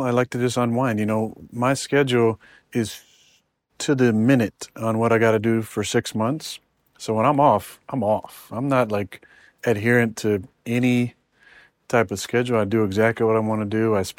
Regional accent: California, United States; Yeah, I'm from California.

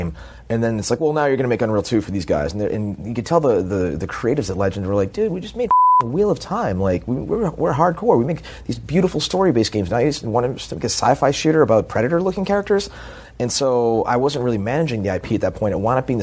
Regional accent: Boston, Massachusetts, United States; moved away; also born or lived in Southern California; I'm from Boston, and I was used to living in Southern California

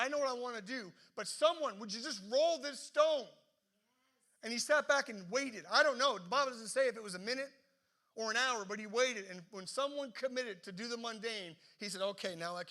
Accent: the East Coast, Atlantic Canada, Canada; now in Halifax, Canada; growing up in the East Coast

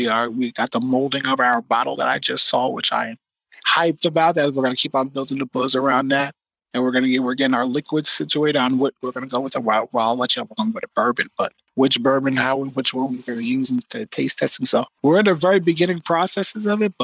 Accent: Woodbridge, New Jersey, United States; We are in Woodbridge, New Jersey, which is actually my hometown.

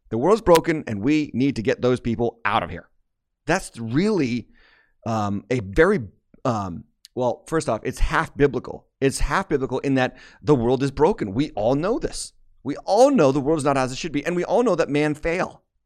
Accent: United States

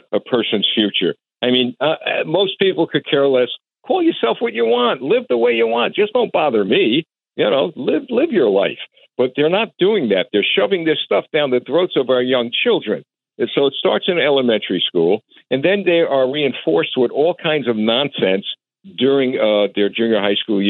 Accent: New York City, New York, United States; moved away; I was raised in Brooklyn

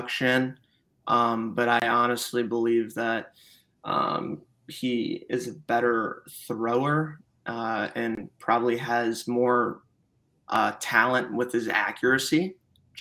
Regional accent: Chicago, Illinois, United States; moved away as an adult; now in Fort Worth, United States; Coming from Chicago, I'm originally from Chicago

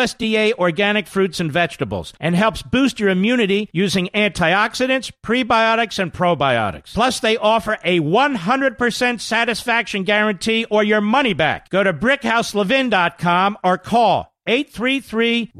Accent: Philadelphia, Pennsylvania, United States; when I was growing up in Philadelphia, Pennsylvania

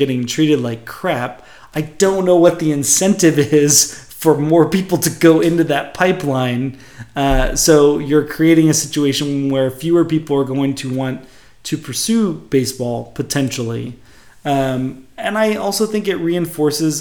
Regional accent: Bay Area, California, United States; growing up in the Bay Area

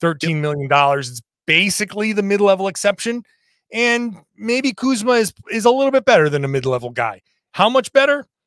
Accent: Rhode Island, United States; I'm from Rhode Island

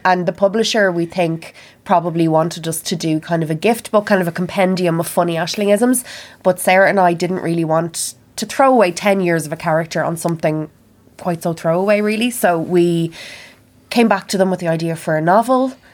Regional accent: Kildare, Leinster, Ireland; I'm from Kildare, which is the, kind of a county between Carlow and Dublin

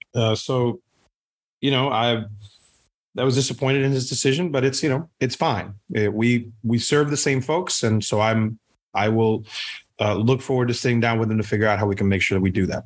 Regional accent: Puerto Rico; now in United States; I am Puerto Rican. I'm born and raised in Puerto Rico

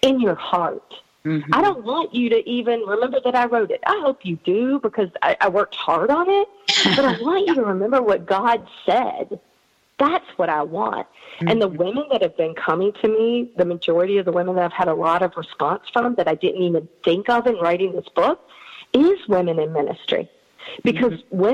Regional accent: North Carolina, United States; I'm from North Carolina

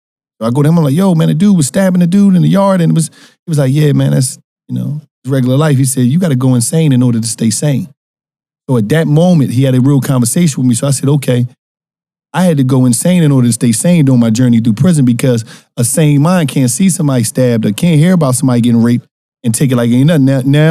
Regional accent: Philadelphia, Pennsylvania, United States; Philadelphia, North Philadelphia.

